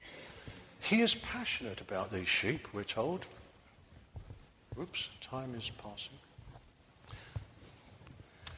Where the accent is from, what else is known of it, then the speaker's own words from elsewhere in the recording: London, United Kingdom; now in Bristol, United Kingdom; I'm a townie. I was brought up in London